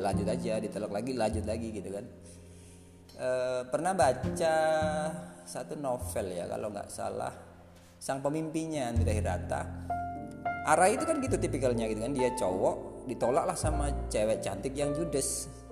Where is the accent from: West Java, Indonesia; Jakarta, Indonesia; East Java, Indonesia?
East Java, Indonesia; Lamongan; saya dari Lamongan